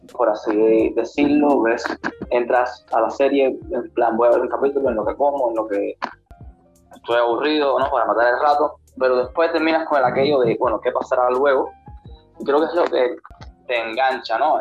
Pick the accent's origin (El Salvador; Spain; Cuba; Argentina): Cuba; soy de La Baja, Cuba